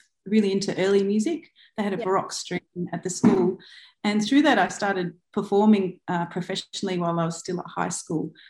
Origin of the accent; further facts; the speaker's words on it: Adelaide, South Australia, Australia; I was born on Kaurna land in Adelaide. Yep. And I went to school there.